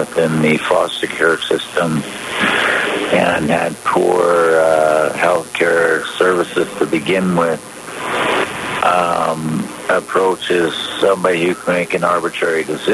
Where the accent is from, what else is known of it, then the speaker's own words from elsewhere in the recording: British Columbia, Canada; ourselves as British Columbians and Canadians